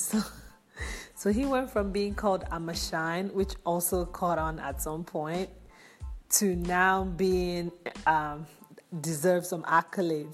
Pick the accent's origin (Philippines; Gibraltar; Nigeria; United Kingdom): Nigeria; I'm from Nigeria.